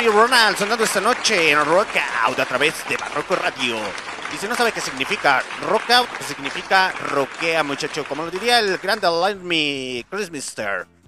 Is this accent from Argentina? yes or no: no; Mexico